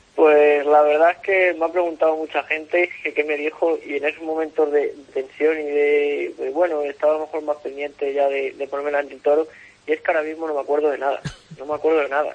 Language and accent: Spanish; Salamanca, Castile and León, Spain; mi tierra, en Salamanca, donde eh, el aficionado me ha visto crecer